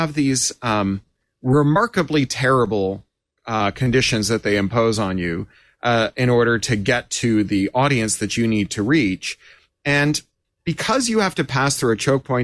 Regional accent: Toronto, Ontario, Canada; growing up in Toronto

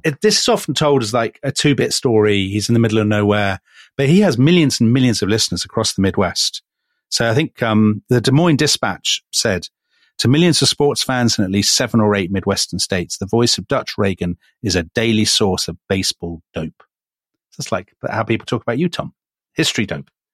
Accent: United Kingdom; as a British observer

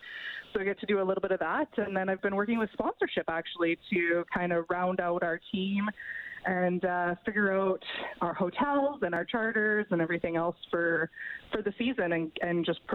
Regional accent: Rocky Mountain House, Alberta, Canada; Rocky Mountain House.

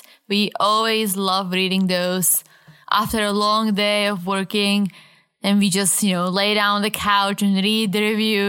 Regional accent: Czechia; moved away; I'm from the Czech Republic

